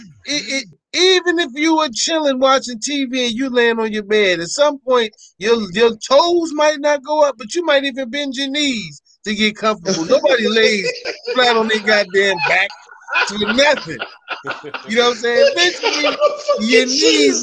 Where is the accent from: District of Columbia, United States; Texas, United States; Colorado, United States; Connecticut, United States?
District of Columbia, United States; Washington